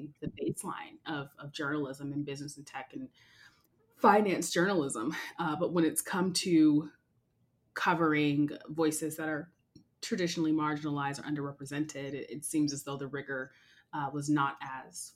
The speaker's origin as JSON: {"language": "English", "town": "Seattle", "region": "Washington", "country": "United States", "tie": "born or raised there", "said": "born and bred in Seattle around the Microsofts and Amazons"}